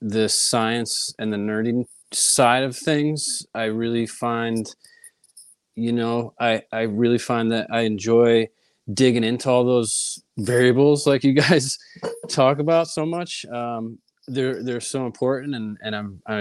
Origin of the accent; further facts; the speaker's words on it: Connecticut, United States; moved away as an adult; also born or lived in Boston / California; I grew up in Connecticut, small town